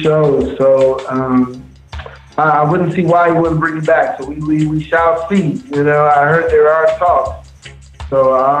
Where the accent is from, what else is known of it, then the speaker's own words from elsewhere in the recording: Chicago, Illinois, United States; moved away as an adult; now in Atlanta, United States; I'm American born in Chicago, Illinois. I've been in Atlanta for about 10 years. Moved here with the fam